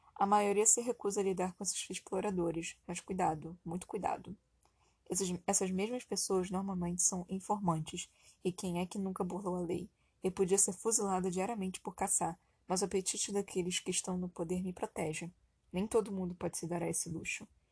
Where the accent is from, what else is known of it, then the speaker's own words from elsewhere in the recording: Brazil; somos brasileiros